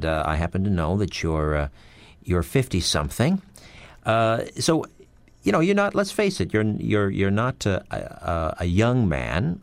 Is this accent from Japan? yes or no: no; Brantford, Ontario, Canada; Brantford, Ontario, my hometown